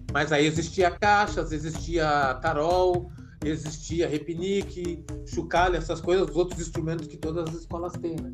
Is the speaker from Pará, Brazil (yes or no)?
no; Porto Alegre, Rio Grande do Sul, Brazil; now in Florianópolis, Brazil; Eu sou natural de Porto Alegre